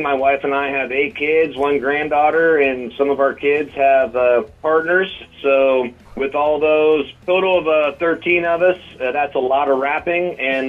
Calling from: Bloomfield, Iowa, United States; Yeah, even further down in Bloomfield, Iowa, clear down by the Missouri border.

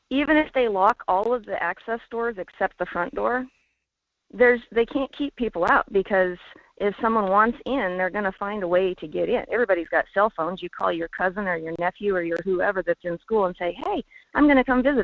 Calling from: Fairbanks, Alaska, United States; Hey, Michael. … in Fairbanks.

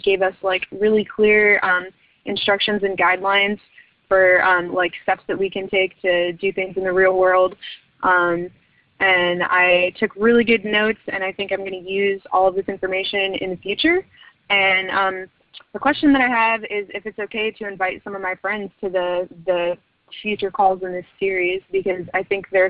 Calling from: Santa Cruz, California, United States; I'm calling in from Santa Cruz.

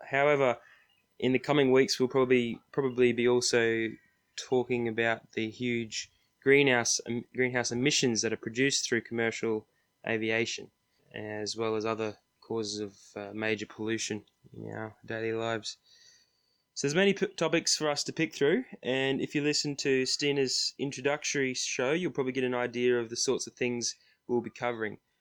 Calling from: Queensland, Australia; I'm calling from Queensland is because I've just arrived home to Australia

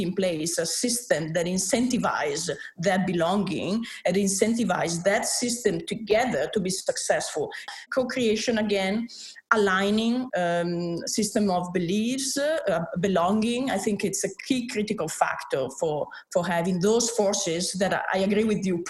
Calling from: Dakar, Senegal; I'm calling from Dakar, Senegal.

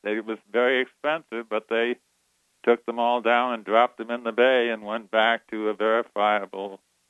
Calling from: California, United States; I'm calling you from Humboldt County, and my subject is not marijuana.

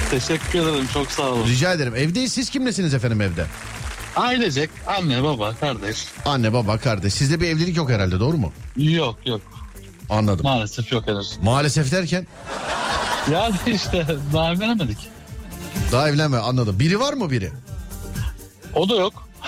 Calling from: Istanbul, Turkey

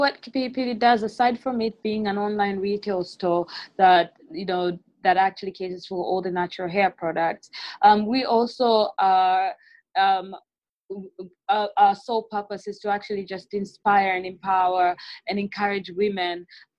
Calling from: Dar es Salaam, Tanzania; and I'm podcasting from Dar es Salaam.

